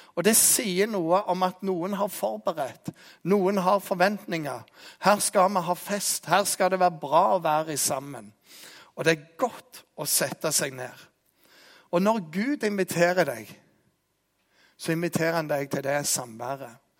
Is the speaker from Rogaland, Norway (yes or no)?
yes; Jæren, Rogaland, Norway; jeg er jærbu